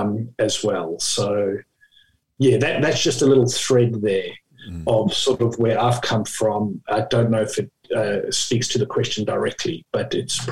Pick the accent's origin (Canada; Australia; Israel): Australia; In Australia, we pronounce his name as Labuschagne